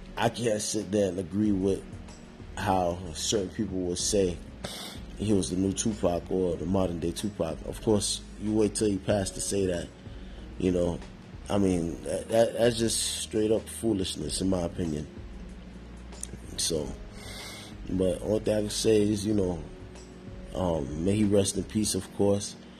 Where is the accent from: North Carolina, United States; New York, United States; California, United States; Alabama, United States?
New York, United States; me growing up in New York